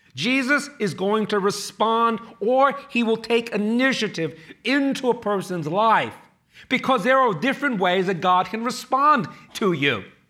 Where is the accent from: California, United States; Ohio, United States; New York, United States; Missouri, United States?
New York, United States; New York City; born or raised there; also born or lived in Chinatown, Manhattan